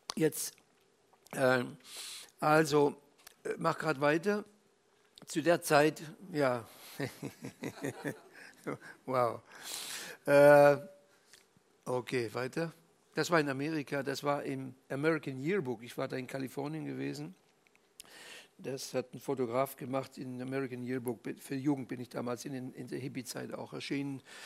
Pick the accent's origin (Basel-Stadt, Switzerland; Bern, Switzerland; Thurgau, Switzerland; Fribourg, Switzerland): Fribourg, Switzerland; moved away; also born or lived in Tübingen, Germany; im katholischen Fribourg, wo ich in der Schule war